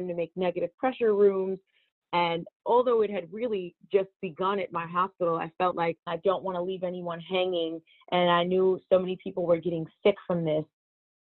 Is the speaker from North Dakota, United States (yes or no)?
no; Teaneck, New Jersey, United States; I am a Teaneck, New Jersey girl. I'm a hometown girl. I grew up there